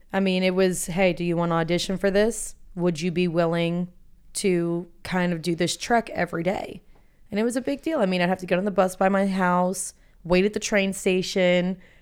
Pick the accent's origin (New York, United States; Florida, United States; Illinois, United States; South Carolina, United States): Florida, United States; Boca Raton; moved away as an adult; also born or lived in Atlanta; Boca Raton, Florida